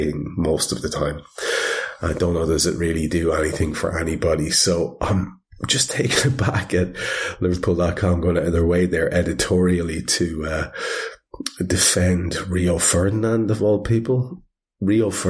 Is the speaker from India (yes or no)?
no; Ireland; I'm Irish